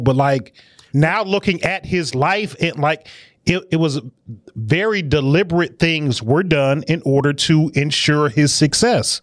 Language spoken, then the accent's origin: English; Detroit, Michigan, United States; I'm from Detroit. You know, I'm a, I'm a, a child on the west side of Detroit